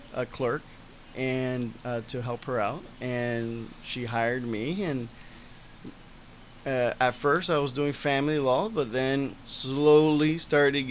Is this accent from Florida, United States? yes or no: yes; Miami, Florida, United States; moved away as an adult; now in New Hampshire, United States; when I moved from Miami to New Hampshire